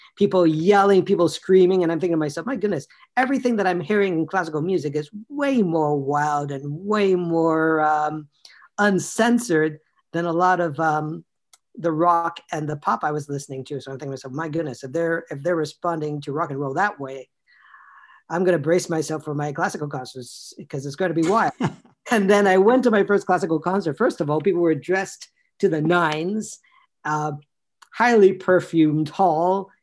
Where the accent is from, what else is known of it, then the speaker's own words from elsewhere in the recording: Toronto, Ontario, Canada; born and raised in Toronto